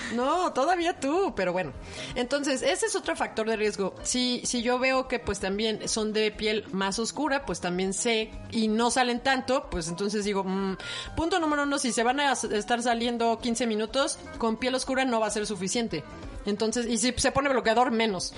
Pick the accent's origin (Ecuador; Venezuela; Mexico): Mexico; piel oscura también somos mexicanos, somos morenos